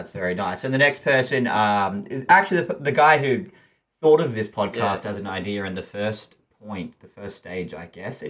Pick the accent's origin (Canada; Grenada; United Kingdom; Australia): Australia; Brisbane, Queensland; I'm a Brisbane Roar fan. I'm from Brisbane.